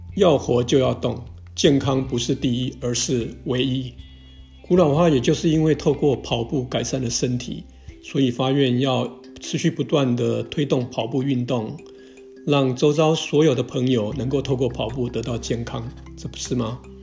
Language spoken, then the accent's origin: Chinese; Toufen, Miaoli County, Taiwan; also born or lived in Nanzhuang, Miaoli; now in Longtan, Taiwan; 我的老家是在苗栗的头份跟南庄